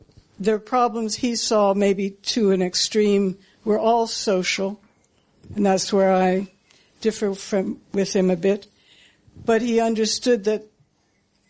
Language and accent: English; United States; moved away as an adult; now in United Kingdom; an American who's lived here for 30 years